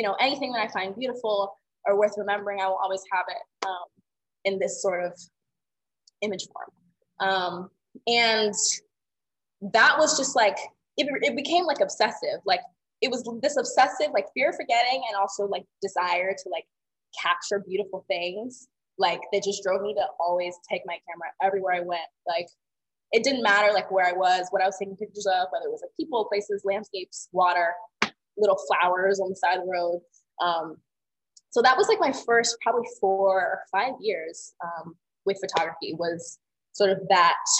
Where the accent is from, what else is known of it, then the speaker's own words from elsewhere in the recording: Atlanta, Georgia, United States; growing up in the South